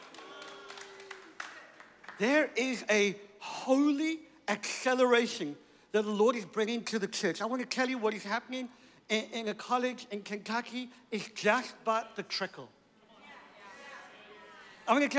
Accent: South Africa; I'm from South Africa.

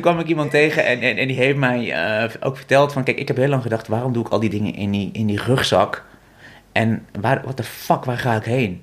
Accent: Vught, North Brabant, Netherlands; ik ben geboren, geboren in Vught

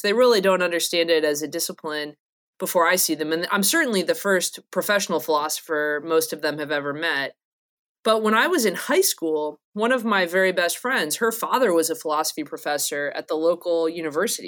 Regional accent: North Carolina, United States; I'm from North Carolina

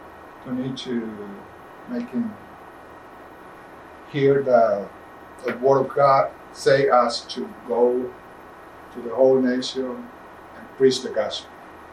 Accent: Paraguay; English is a second language; also born or lived in Valdosta, Georgia; now in Georgia, United States; Now I do …. … I am from Paraguay, South America.

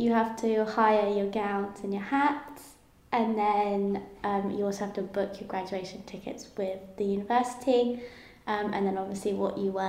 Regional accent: Essex, East of England, United Kingdom; Well, I'm from Essex, which is about an hour away from London

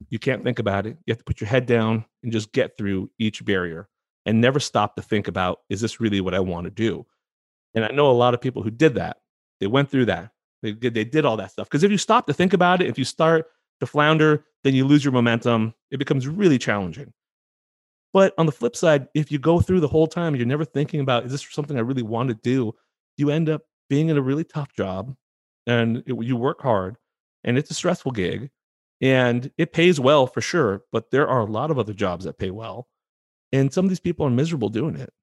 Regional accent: San Francisco Bay Area, California, United States; also born or lived in Indiana; I was born in Indiana, um, which is not what people are expecting when they see my name and they ask where I'm from and I tell them Indiana. Eh, but I grew up mostly in the Bay Area, in California, in the, the San Francisco Bay Area

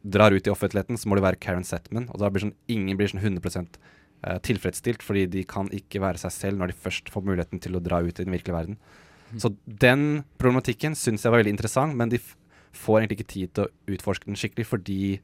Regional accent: Norway; som nordmann

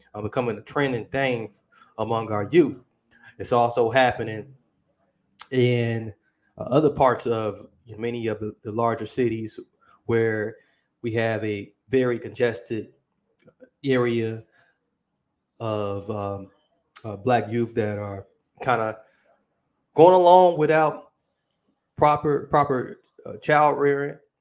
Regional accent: Milwaukee, Wisconsin, United States; my hometown, Milwaukee, Wisconsin

